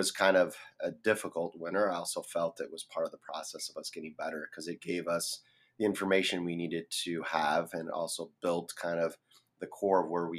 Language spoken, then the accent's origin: English; Brazil; also born or lived in Twin Cities, Minnesota; now in Minneapolis, United States; I'm originally from Brazil. That's where I grew up.